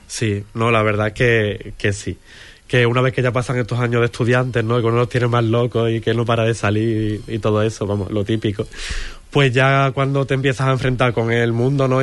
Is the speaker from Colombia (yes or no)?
no; Huelva, Andalusia, Spain; moved away; Estuve en una academia bastantes años de, de niño de, pintura aquí en Huelva